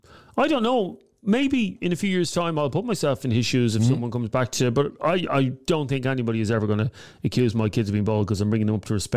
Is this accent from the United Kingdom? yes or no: no; Dublin, Leinster, Ireland; we're from Dublin.